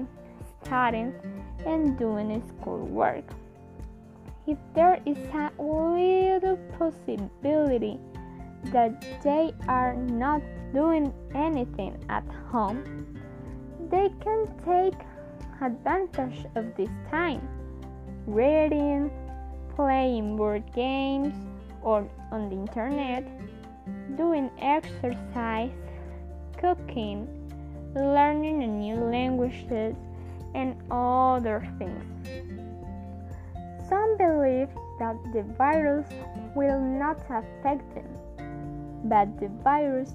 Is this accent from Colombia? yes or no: yes; Colombia; I am from Colombia